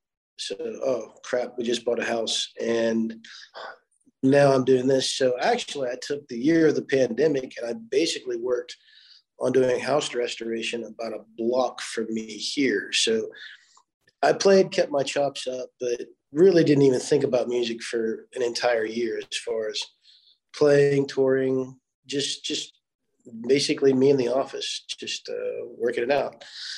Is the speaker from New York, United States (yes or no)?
no; Charleston, West Virginia, United States; also born or lived in Webville, Kentucky; I was born in Charleston, West Virginia. The family, we would go backwards and forth every weekend from Charleston to Webville.